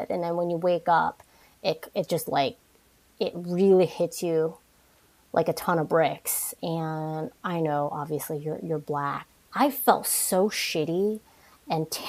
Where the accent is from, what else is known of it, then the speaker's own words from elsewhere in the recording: New York, United States; And obviously, growing up in New York, you're exposed to all different types of people.